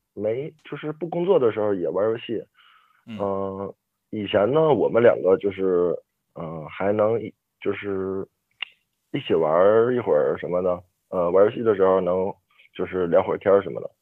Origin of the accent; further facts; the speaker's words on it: Liaoning, China; 我也是辽宁的